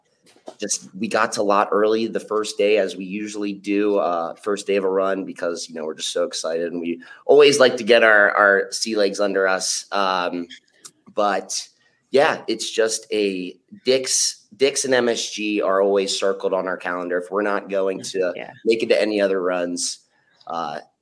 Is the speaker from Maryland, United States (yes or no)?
yes; Baltimore, Maryland, United States; I'm from the East Coast, Baltimore